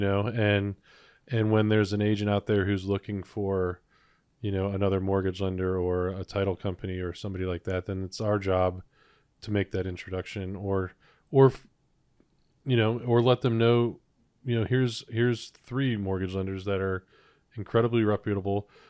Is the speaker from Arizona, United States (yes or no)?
no; Cleveland, Ohio, United States; moved away as an adult; now in Cincinnati, United States; I was born and raised in Cleveland, Ohio